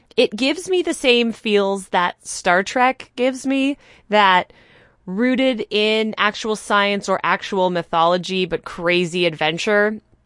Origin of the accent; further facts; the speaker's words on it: Canada; As a Canadian